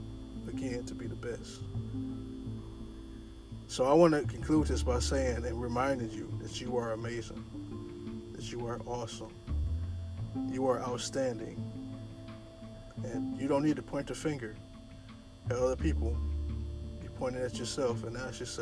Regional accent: Toledo, Ohio, United States; moved away; back in my hometown, I'm from Toledo, Ohio

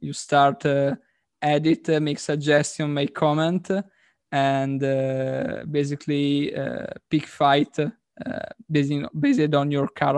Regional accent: Italy

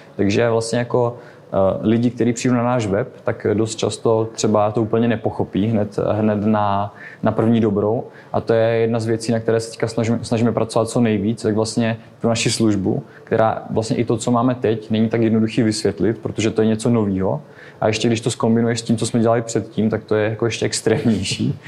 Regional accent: Czechia; jsme z Česka

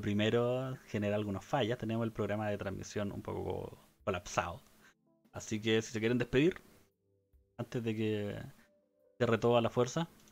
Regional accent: Chile; soy chileno

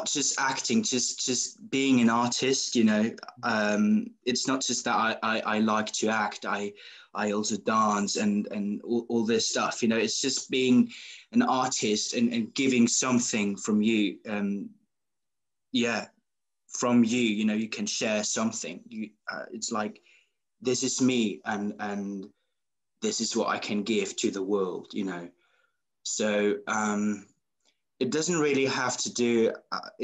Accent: Switzerland; moved away as an adult; now in London, United Kingdom; I'm an actor from Switzerland. I live in London.

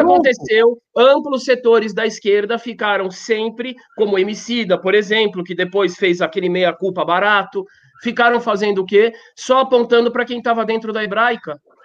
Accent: Brazil; eu faço parte do Brasil, eu sou brasileiro

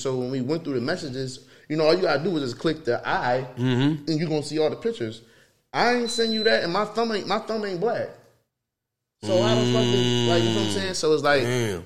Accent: Philadelphia, Pennsylvania, United States; I come from North Philly

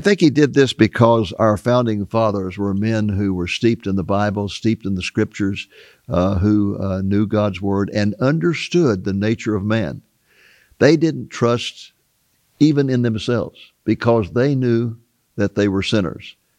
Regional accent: United States; growing up in America

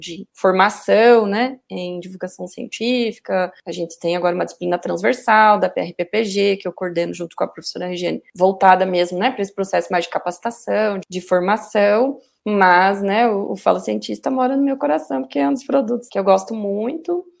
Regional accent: Rio Negro, Paraná, Brazil; also born or lived in Santa Catarina; now in Curitiba, Brazil; Eu vim do interior do Paraná, então eu nasci em Rio Negro, que é uma cidade aqui pertinho de Curitiba.

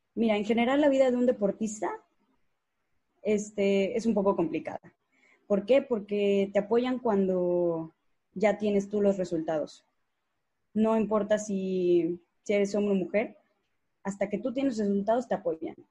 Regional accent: Mexico; Aquí en México

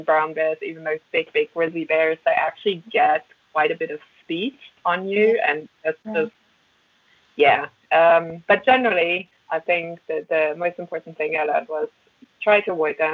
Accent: Germany; English is a second language; moved away as an adult; also born or lived in Berlin / Alaska / Hanover; now in Bath, United Kingdom; the same place in Germany where I grew up.

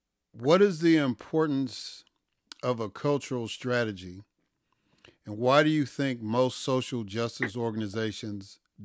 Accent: Chicago, Illinois, United States; growing up in Chicago

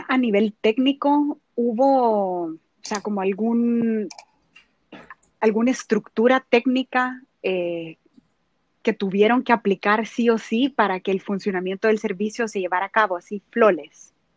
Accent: El Salvador; soy salvadoreña

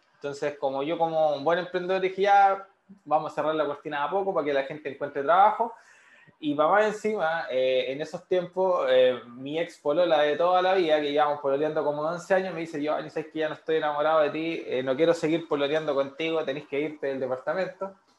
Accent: San Miguel, Santiago Metropolitan Region, Chile; yo soy oriundo de San Miguel

